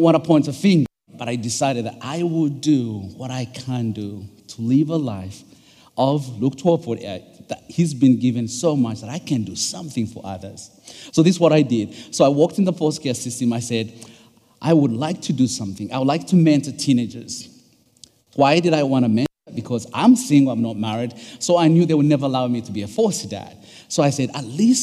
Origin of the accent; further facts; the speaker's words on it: Uganda; English is a second language; now in United States; I'm originally from Uganda. My dad is from Uganda, and my mom is from Rwanda, but born and raised in Uganda